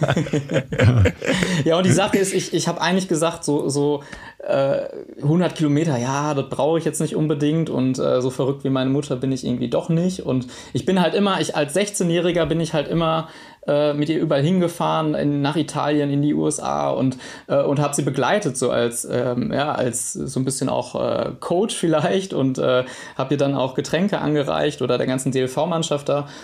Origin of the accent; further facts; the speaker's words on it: Witten, North Rhine-Westphalia, Germany; also born or lived in Dortmund; ich komme ähm, ganz ursprünglich aus Dortmund, dann war ich, habe ich in meiner Jugend in Witten gewohnt